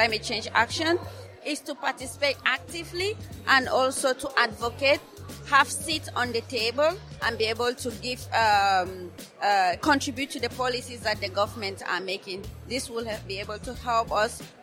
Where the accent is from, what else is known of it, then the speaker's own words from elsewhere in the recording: Cameroon; I am from Cameroon